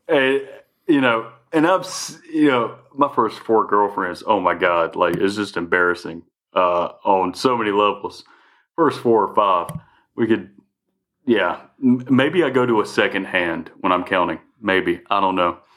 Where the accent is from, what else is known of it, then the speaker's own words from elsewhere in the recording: the South, United States; we're from the South